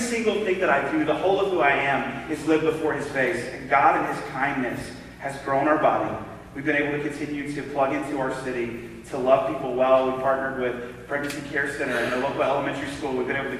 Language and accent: English; the South, United States; accent: southern; I don't know if it was because I still hadn't lost my southern accent at the time